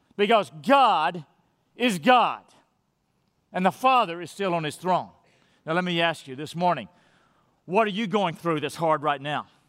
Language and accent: English; Madisonville, United States; moved away; I'm in Madisonville, my hometown